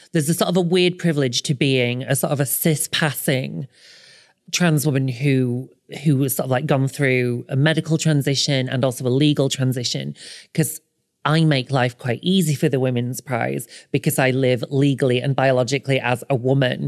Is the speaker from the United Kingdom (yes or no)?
yes; the north of England, United Kingdom; moved away; I am an author originally from the north, but now I live on the south coast